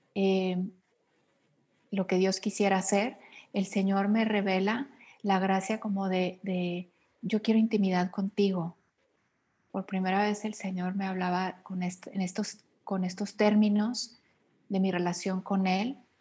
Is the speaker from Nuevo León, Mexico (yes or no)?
yes; Monterrey, Nuevo León, Mexico; moved away as an adult; now in Mexico City, Mexico; Yo soy mexicana, actualmente vivo en la Ciudad de México, soy originaria de Monterrey, Nuevo León, del norte del país.